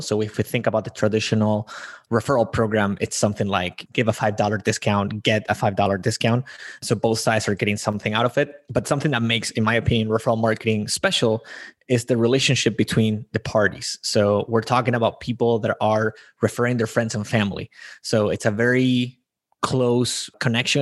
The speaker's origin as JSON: {"language": "English", "country": "Spain", "tie": "born or raised there", "said": "I am born and raised in Spain"}